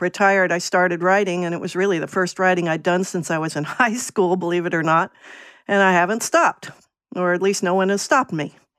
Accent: Virginia, United States; moved away as an adult; also born or lived in New England; now in Portland, United States; I grew up in Virginia and went to college in New England

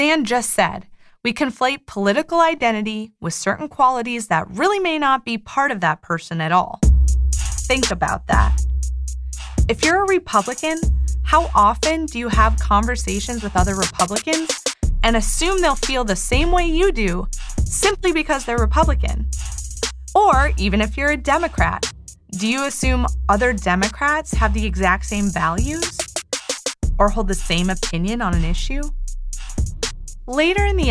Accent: Midwest, United States; now in East Coast, United States; I grew up in the Midwest. So I grew up in a pretty conservative part of the country, but I now live on the East Coast

